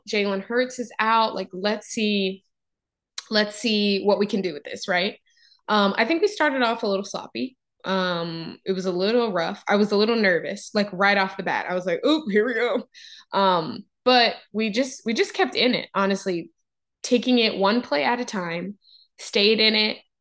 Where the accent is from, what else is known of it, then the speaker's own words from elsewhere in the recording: Texas, United States; I grew up in Texas, so football was a way of life